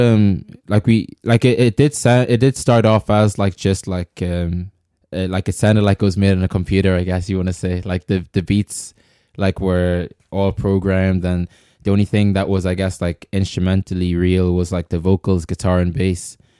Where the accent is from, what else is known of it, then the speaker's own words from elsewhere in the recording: Ireland; also born or lived in Congo; I grew up here